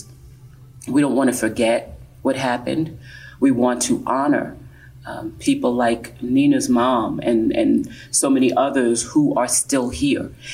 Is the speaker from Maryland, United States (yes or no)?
no; Englewood, New Jersey, United States; now in Asbury Park, United States; I'm from actually from Bergen County